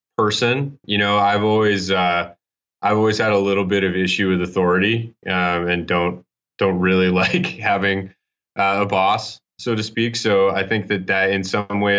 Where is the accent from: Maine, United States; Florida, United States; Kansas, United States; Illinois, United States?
Maine, United States; also born or lived in Utah; now in Boston, United States; I grew up ski racing in Maine and then Utah.